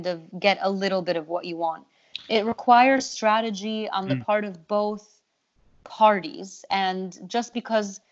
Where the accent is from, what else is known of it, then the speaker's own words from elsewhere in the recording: Egypt; moved away; I grew up in Egypt